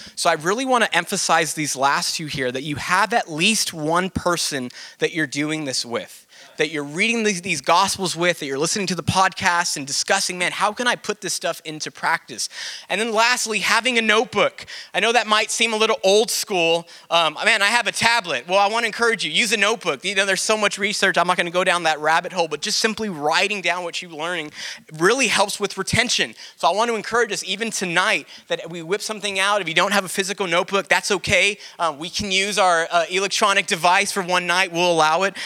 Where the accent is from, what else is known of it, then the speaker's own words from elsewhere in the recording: Del Rio, Texas, United States; I'm from Del Rio and played a few like local shows